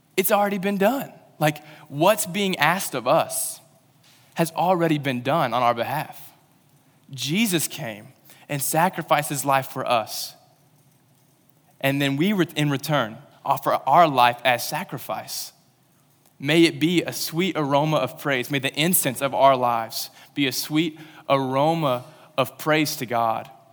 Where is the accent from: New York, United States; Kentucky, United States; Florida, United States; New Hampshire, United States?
Kentucky, United States; Western; moved away; I'm from Western Kentucky, and I ca, I went to a school that had camo day, so that's where I'm from